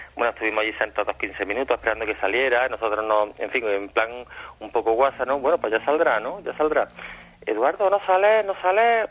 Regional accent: Córdoba, Andalusia, Spain; los que somos de Córdoba, en concreto yo y otro compañero mío

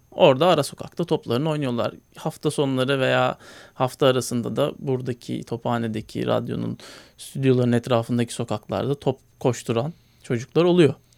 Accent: Istanbul, Turkey; hayatımın ilk 7 senesini Bakırköy'de geçirdim.

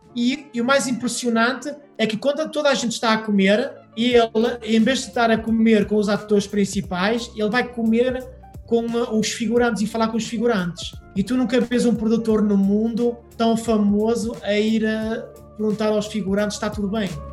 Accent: Portugal; moved away as an adult; also born or lived in Porto / Paris; now in Hollywood, United States; sou natural da Beira

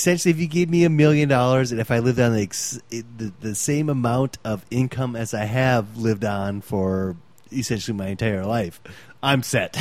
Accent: Fargo, North Dakota, United States; We're from Fargo, North Dakota.

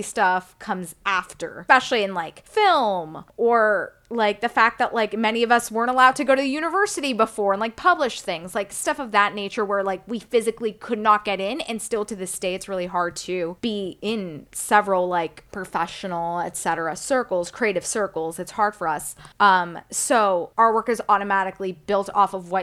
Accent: Texas, United States; I'm a Texan

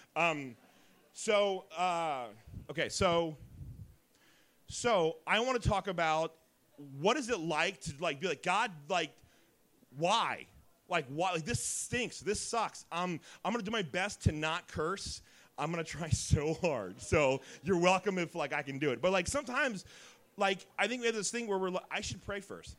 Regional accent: Dayton, Ohio, United States; also born or lived in Oakwood, Ohio / Beavercreek, Ohio; I'm from Dayton

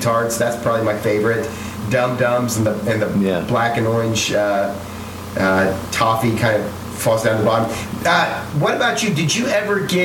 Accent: Ohio, United States; I grew up in Ohio, each little town or even each little neighborhood, like my neighborhood was Lincoln Village South

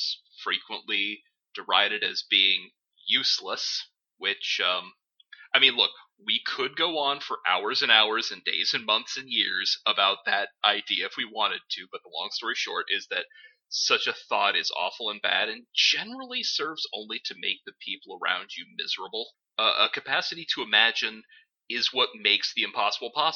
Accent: United States; the ones that I grew up with in the States

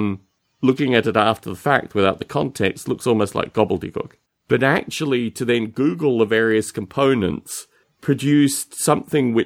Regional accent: Australia; growing up in Australia

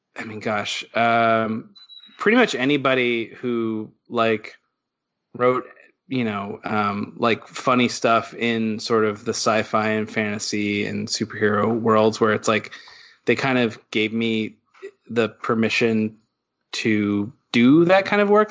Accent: West Virginia, United States; moved away as an adult; also born or lived in New York City; I grew up in West Virginia

